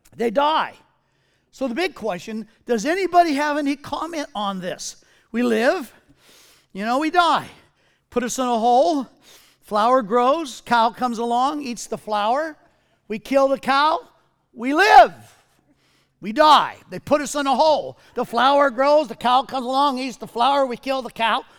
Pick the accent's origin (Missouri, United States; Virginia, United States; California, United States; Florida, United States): California, United States; Southern; I was raised in Southern California in the seventies.